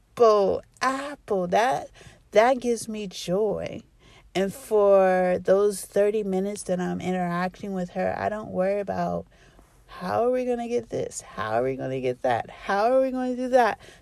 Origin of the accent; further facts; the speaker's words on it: Columbus, Ohio, United States; I'm from Columbus, Ohio